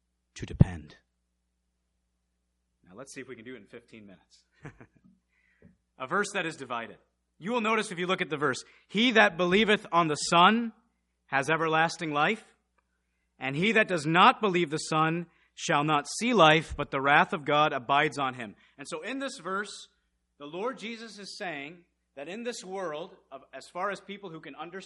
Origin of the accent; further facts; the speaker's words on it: Michigan, United States; also born or lived in Missouri; when we first moved to Michigan, we moved from Missouri.